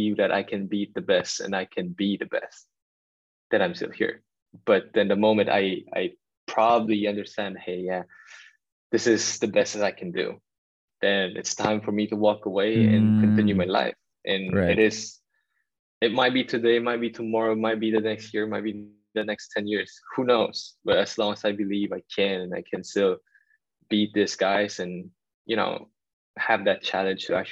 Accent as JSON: {"language": "English", "town": "Manila", "region": "Metro Manila", "country": "Philippines", "tie": "born or raised there", "moved": "yes", "said": "me being a Filipino, growing up in Tondo"}